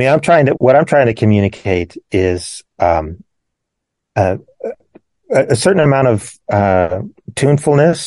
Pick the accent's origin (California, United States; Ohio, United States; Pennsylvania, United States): Pennsylvania, United States; Pittsburgh; I was born in Pittsburgh, just north of Pittsburgh, PA